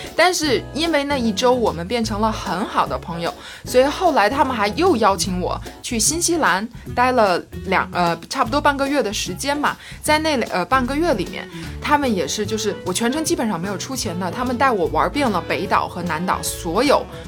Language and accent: Chinese; northern China, China; 作为一个北方人嘛，我的身高很高